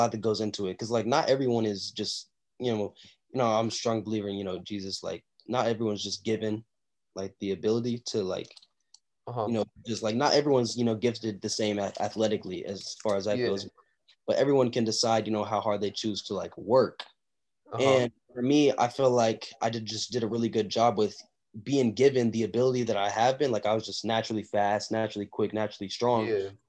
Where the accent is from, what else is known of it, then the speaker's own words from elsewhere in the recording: Tulsa, Oklahoma, United States; born there; now in Texas, United States; So I was born in Tulsa, Oklahoma. And, you know, the football there is, like, it's okay, but it's not, you know, that highly, like, there's not a lot of recruits coming out of Oklahoma, Tulsa, Oklahoma.